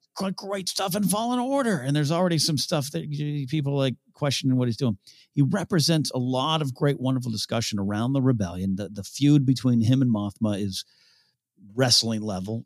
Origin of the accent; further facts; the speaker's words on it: San Luis Obispo, California, United States; San Luis Obispo, my hometown